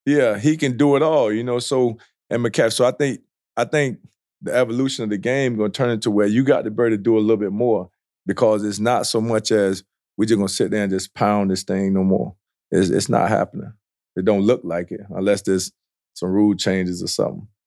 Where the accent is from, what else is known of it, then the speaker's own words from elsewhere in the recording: South Florida, United States; I grew up in South Florida